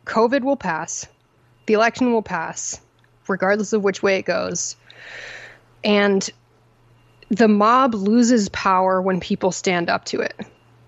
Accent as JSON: {"language": "English", "region": "Connecticut", "country": "United States", "tie": "born or raised there", "also_born_or_lived": "upstate New York", "said": "growing up in Connecticut and then getting educated in Connecticut and in upstate New York and then in Connecticut again for law school"}